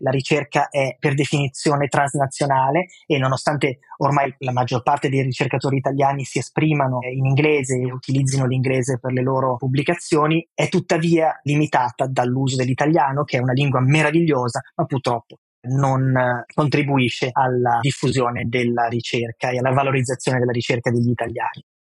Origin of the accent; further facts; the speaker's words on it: Milan, Lombardy, Italy; moved away as an adult; now in New York, United States; a Milano abbiamo una città